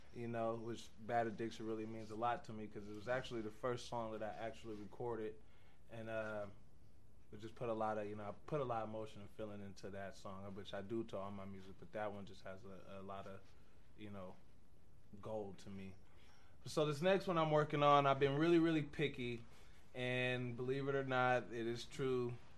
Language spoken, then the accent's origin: English; Tacoma, Washington, United States; now in Wyoming, United States; I come from Tacoma, Washington